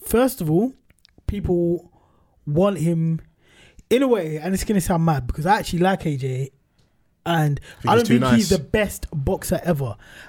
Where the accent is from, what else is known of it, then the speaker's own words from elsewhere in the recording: United Kingdom; us collectively as British people